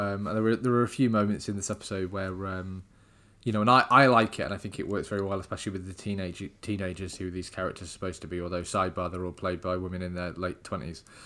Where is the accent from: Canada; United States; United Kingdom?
United Kingdom; England; I am unfortunately English